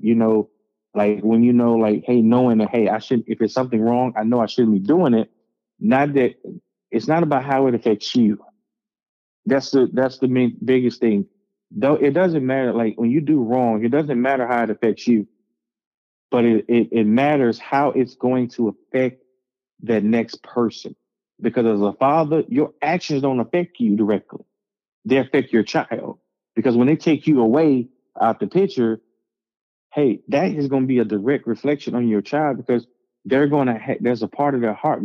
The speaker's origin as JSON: {"language": "English", "town": "Hazlehurst", "region": "Mississippi", "country": "United States", "tie": "born or raised there", "said": "I grew up, if you ever look up Hazel, Mississippi on a map, there is one place, it's a city called Hazelhurst. I grew up in Cedar Bend Apartments."}